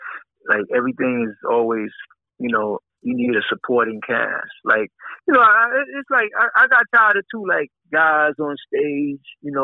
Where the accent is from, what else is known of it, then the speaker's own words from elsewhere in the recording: Bronx, New York, United States; when, you know, I came from the Bronx, me and Dad, we had people roll with us. We had our whole projects roll with us to a show